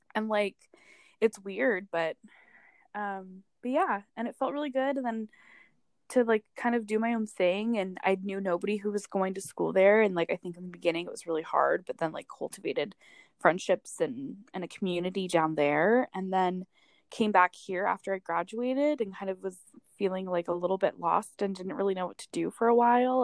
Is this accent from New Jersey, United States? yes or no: no; East Bay, Bay Area, California, United States; I grew up in California in the Bay Area, um, in the East Bay. Um, my whole life, my family's here